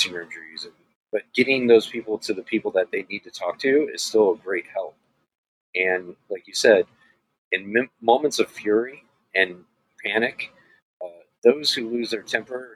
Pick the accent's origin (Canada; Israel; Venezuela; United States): United States; Missouri; I'm from Missouri.